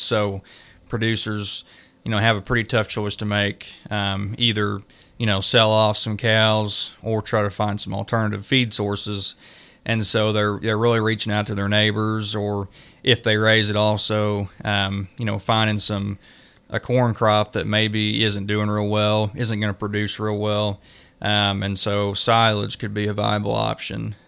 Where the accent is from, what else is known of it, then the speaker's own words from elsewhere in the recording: Creighton, Missouri, United States; moved away as an adult; also born or lived in Stillwater, Oklahoma; now in Nevada, Missouri, United States; I grew up around Creighton, Missouri, uh, in Cass County